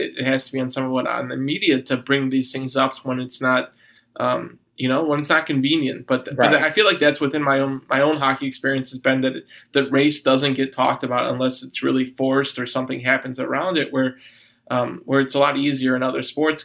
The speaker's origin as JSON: {"language": "English", "town": "Chicago", "region": "Illinois", "country": "United States", "tie": "born or raised there", "said": "growing up in Chicago"}